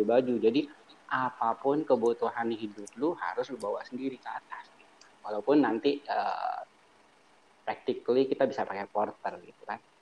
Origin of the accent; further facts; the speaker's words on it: Cilegon, Banten, Indonesia; kita kan dari Cilegon